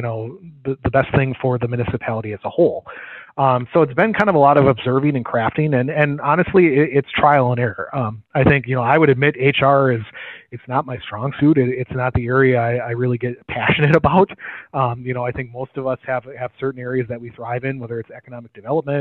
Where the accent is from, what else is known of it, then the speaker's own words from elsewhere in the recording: Green Bay, Wisconsin, United States; I grew up in the Green Bay area and then have kind of moved to different areas